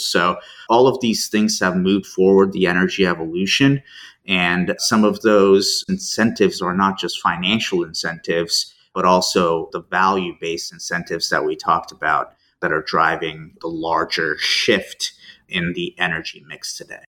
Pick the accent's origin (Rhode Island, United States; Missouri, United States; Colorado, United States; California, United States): Colorado, United States; Denver; moved away as an adult; also born or lived in Turkey / Tulsa, Oklahoma / Chicago / France; now in Houston, United States; Spent most of my childhood growing up in Denver.